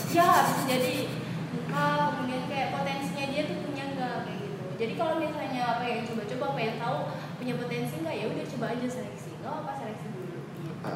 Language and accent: Indonesian; Sumbawa Besar, West Nusa Tenggara, Indonesia; Aku aslinya Sumbawa Besar, Nusa Tenggara Barat.